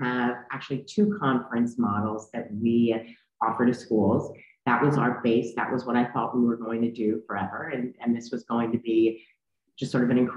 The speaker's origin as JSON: {"language": "English", "town": "New York City", "region": "New York", "country": "United States", "tie": "born or raised there", "said": "I am a white Jewish woman who grew up in New York City. I still live here."}